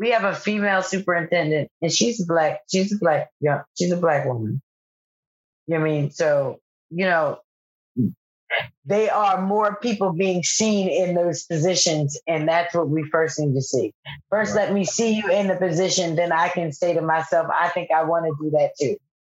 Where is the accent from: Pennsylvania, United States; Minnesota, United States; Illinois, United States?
Pennsylvania, United States; Philadelphia; I'm from Philadelphia.